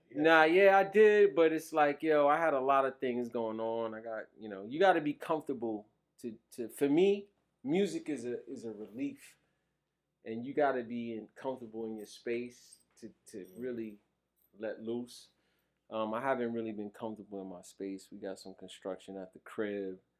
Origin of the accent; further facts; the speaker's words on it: New York City, New York, United States; also born or lived in Virginia; I grew up in Brooklyn at a time that was different.